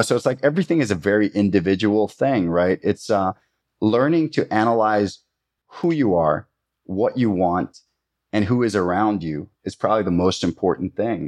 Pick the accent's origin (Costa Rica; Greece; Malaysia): Costa Rica; growing up in Costa Rica